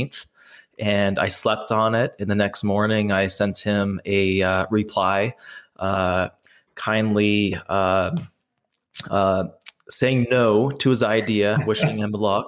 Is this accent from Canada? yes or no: yes; Canada; I am from Canada.